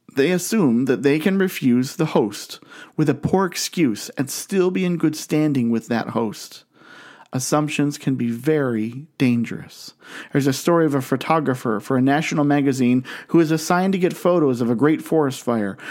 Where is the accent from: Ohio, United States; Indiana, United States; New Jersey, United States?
Ohio, United States; Canton; I grew up in Canton, Ohio